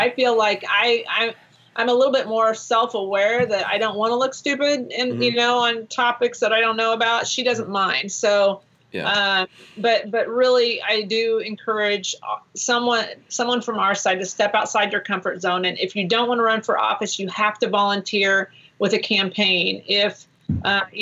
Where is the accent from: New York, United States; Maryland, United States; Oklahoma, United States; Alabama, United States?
Oklahoma, United States; Tulsa; I'm from Tulsa